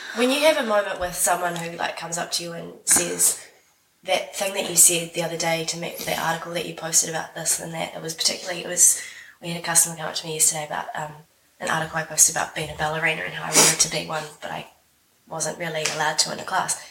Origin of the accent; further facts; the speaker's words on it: Wellington, New Zealand; I am from Wellington, New Zealand, as you can hear from my voice here.